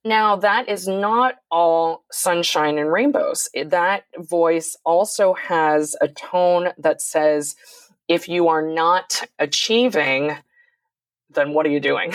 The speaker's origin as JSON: {"language": "English", "town": "San Francisco", "region": "California", "country": "United States", "tie": "born or raised there", "said": "my sister and I were born in San Francisco"}